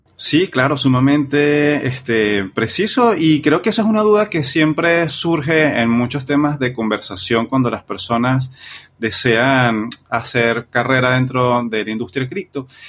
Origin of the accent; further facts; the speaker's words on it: Venezuela; nosotros que somos de Venezuela